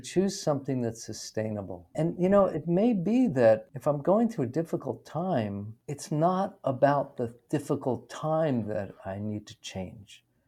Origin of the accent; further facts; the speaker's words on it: New York City, New York, United States; I grew up in New York City